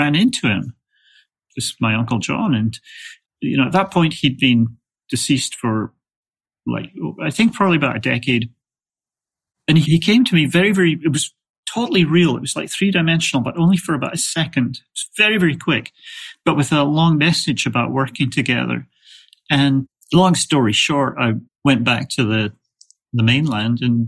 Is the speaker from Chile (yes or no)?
no; Scotland, United Kingdom; also born or lived in England; now in United States; I was raised in Scotland, lived in England, and then moved to the States about 30